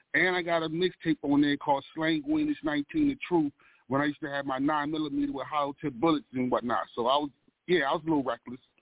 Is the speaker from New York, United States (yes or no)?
no; Baltimore, Maryland, United States; the environment that I'm, I've been raised in. You know what I'm saying? Zone 18, the good, the bad, and the ugly of Baltimore